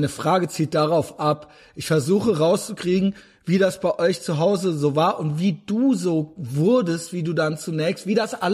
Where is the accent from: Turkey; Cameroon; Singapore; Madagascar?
Turkey; now in Germany; Würde ich jetzt heute als Türke